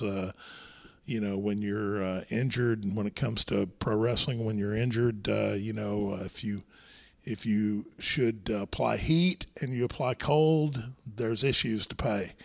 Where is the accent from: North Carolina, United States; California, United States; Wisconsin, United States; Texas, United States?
Texas, United States; Irving; we grew up in Irving, uh, Texas